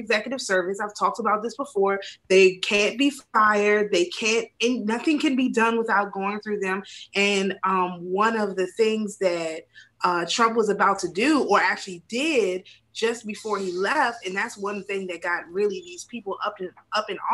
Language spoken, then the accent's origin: English; Maryland, United States; I'm from Maryland. So a lot of people I know are literally like government workers